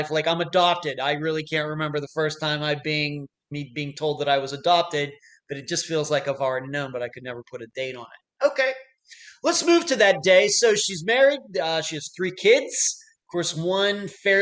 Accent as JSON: {"language": "English", "town": "Leechburg", "region": "Pennsylvania", "country": "United States", "tie": "born or raised there", "said": "I grew up in Leechburg, Pennsylvania"}